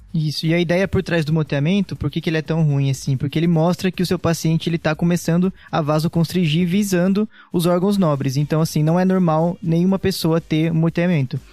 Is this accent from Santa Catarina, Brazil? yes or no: no; Piracicaba, São Paulo, Brazil; now in São Paulo, Brazil; Sou nasci em Piracicaba, interior de São Paulo. Sotaque vai me entregar aqui em algum momento